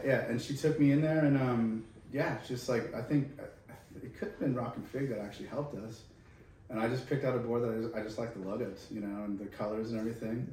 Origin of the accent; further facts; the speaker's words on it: California, United States; moved away as an adult; now in Australia; from California.